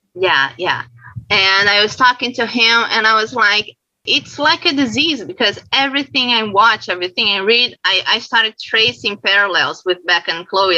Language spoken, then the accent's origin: English; Brazil; I'm from Brazil